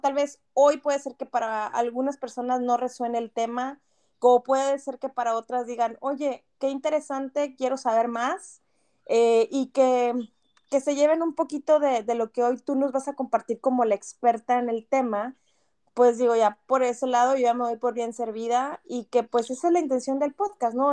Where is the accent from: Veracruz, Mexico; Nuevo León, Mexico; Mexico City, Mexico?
Nuevo León, Mexico; Monterrey; moved away as an adult; now in Canada; nosotros como regios